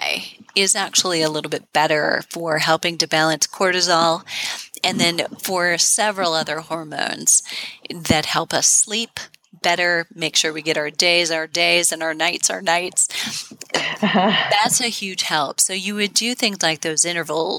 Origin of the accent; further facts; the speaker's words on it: Midwest, United States; I'm from the Midwest